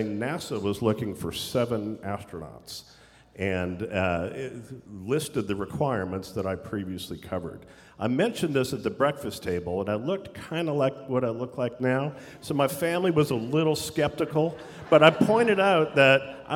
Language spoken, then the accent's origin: English; Canada; that I'm Canadian.